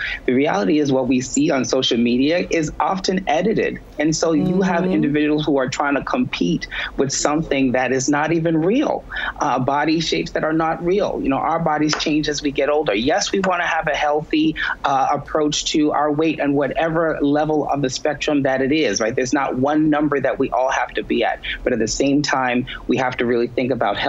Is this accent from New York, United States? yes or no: yes; New York City, New York, United States; I'm from the Bronx, New York